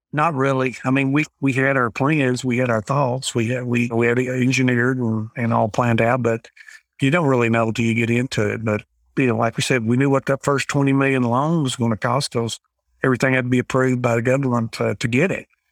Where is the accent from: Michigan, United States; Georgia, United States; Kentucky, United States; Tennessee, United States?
Kentucky, United States; McKee; I grew up here in McKeague, Kentucky